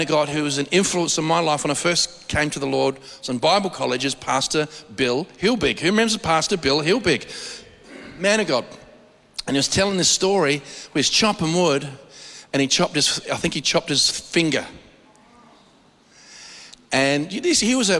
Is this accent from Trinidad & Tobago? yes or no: no; Australia